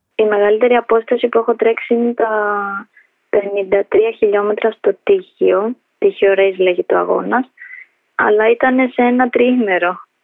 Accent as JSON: {"language": "Greek", "town": "Athens", "region": "Attica", "country": "Greece", "tie": "born or raised there", "also_born_or_lived": "Tirana, Albania", "said": "γεννήθηκα στην Αλβανία, τα Τύρανα. Ήρθαμε με τους γονείς μου στην Ελλάδα όταν ήμουν ενός. Μέναμε από πάντα Αθήνα, Ηλίσια"}